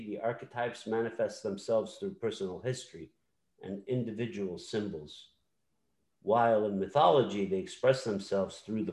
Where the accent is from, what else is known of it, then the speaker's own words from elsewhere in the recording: Samarra, Saladin Governorate, Iraq; in my hometown of Samarra, we trace our lineage back to the prophet